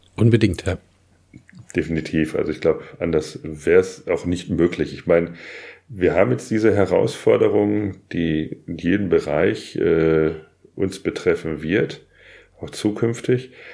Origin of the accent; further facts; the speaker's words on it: Germany; als Deutsche, aber auch als Europäer